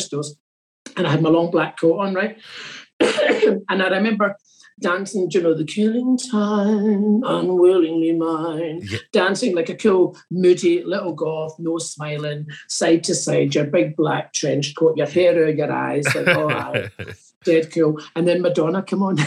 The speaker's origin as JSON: {"language": "English", "town": "East Kilbride", "region": "Scotland", "country": "United Kingdom", "moved": "as an adult", "lives_now": "Edinburgh, United Kingdom", "said": "So I didn't really move from Glasgow to Edinburgh, I moved from East Kilbride"}